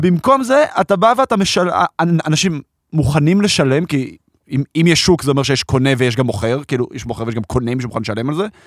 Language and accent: Hebrew; Israel; גדלתי פה ב- בישראל